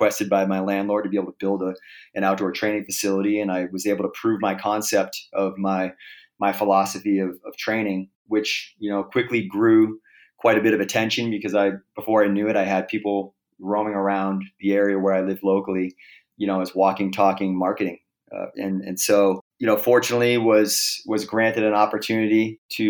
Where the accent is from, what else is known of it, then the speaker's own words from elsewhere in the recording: Boston, Massachusetts, United States; moved away as an adult; now in Los Angeles, United States; I moved back to Boston, where I'm from originally